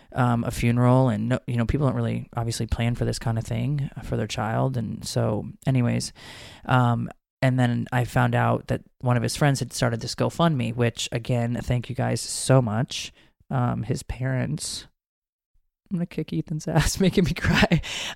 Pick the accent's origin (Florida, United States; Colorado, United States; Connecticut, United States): Connecticut, United States; now in Georgia, United States; I don't even know what county I grew up in Connecticut, but I know I live in Fulton County in Georgia